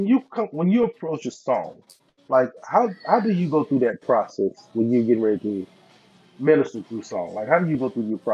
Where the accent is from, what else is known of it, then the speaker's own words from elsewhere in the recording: Mississippi, United States; moved away; I'm from Mississippi, so I only knew sweet potato pies, but when I came up north, I found out about this pumpkin pie thing